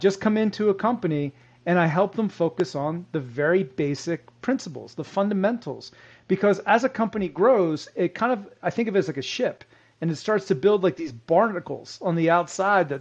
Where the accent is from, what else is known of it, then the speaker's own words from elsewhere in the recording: Philadelphia, Pennsylvania, United States; I'm from the Philadelphia area. And as a kid growing up, I used to watch Terrell Owens